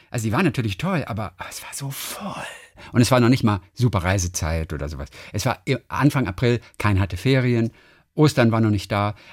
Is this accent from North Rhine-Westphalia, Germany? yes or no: no; Lübeck, Schleswig-Holstein, Germany; born there; Und die Altstadt von Lübeck, meine Geburtsstadt